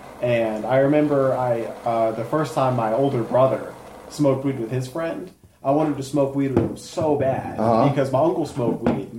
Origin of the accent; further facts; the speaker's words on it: Colorado Springs, Colorado, United States; I was born in Colorado Springs.